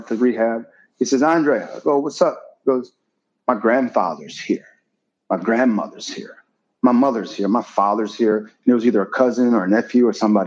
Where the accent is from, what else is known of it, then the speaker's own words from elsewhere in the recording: Wisconsin, United States; I'm from Wisconsin